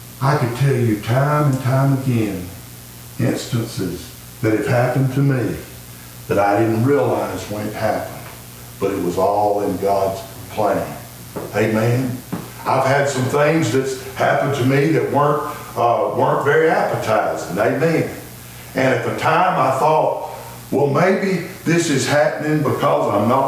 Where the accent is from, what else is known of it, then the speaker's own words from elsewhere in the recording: Pinson, Alabama, United States; also born or lived in Blount County, Alabama; I grew up in Jefferson County in the what we call the Mount Pinson area